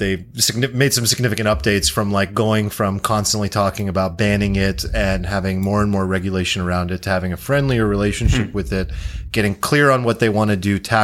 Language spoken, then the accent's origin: English; India; as an Indian citizen